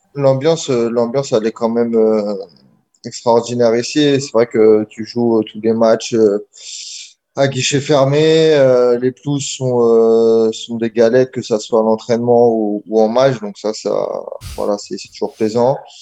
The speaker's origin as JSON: {"language": "French", "region": "Normandy", "country": "France", "moved": "as an adult", "said": "je viens de France, je dis euh, ouais, j'habite près de Paris."}